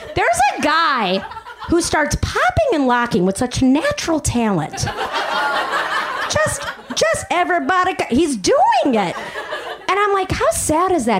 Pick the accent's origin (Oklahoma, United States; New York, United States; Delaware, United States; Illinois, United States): Illinois, United States; Chicago; accent: Chicago; moved away; I'm from Chicago originally